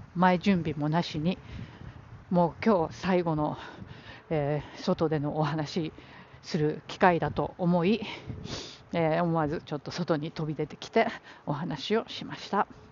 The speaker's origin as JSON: {"language": "Japanese", "country": "Japan", "tie": "born or raised there", "moved": "yes", "lives_now": "New York, United States"}